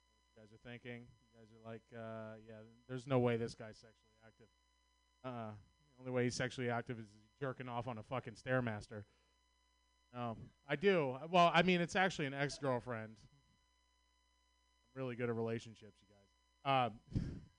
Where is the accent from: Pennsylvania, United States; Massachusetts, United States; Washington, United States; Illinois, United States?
Massachusetts, United States; Boston; accent: Boston; I'm from Boston, Massachusetts